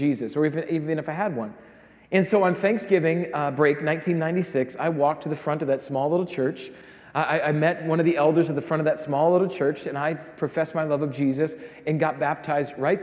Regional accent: Rapid City, South Dakota, United States; I grew up in Rapid City, South Dakota

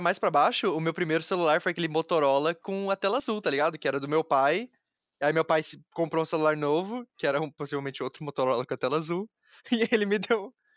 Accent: Taubaté, São Paulo, Brazil; Nós dois estamos de Taubaté. E Sim. quando a gente tava crescendo, pelo menos Taubaté não era uma cidade grande

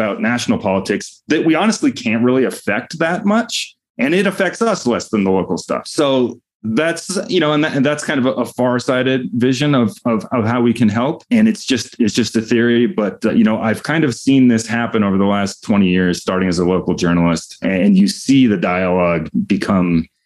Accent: Denver, Colorado, United States; my hometown of Denver used to have two very strong newspapers

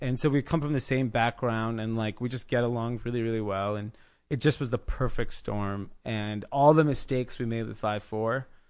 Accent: India; I'm not opposed to that. I'm from India. Like, you know, we know what that's like.

